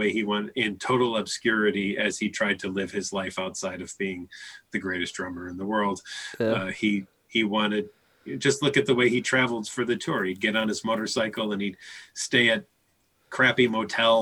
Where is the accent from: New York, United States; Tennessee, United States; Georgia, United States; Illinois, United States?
Illinois, United States; Chicago; I grew up in Chicago